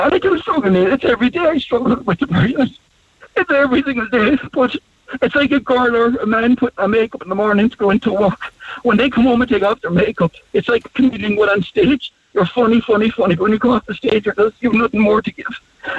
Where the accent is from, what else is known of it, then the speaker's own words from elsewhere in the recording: Ireland; I just think as a country, not as Irish people, but take some pride in our country.